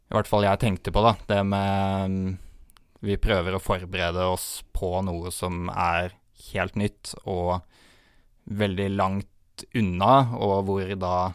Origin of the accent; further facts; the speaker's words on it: Norway; vi kommer jo fra Norge